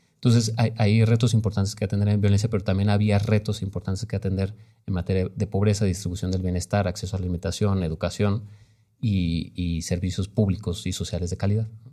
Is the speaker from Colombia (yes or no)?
no; Guanajuato, Mexico; yo digo que soy de Guanajuato, yo nunca he, me he asumido así de, ah, soy de provincia, porque no, no crecimos